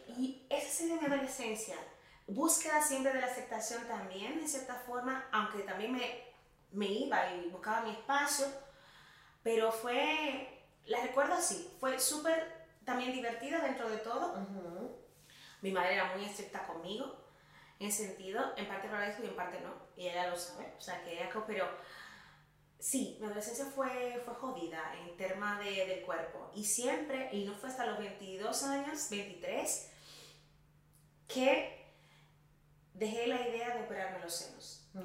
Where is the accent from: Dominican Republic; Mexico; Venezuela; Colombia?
Dominican Republic; La Vega; moved away as an adult; now in Madrid, Spain; yo soy dominicana, soy de República Dominicana, nací en el norte, en La Vega, estudié psicología allí